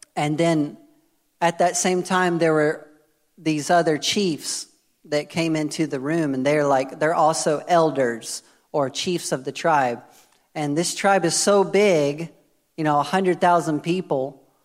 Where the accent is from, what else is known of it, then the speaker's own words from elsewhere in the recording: United States; moved away; I'm American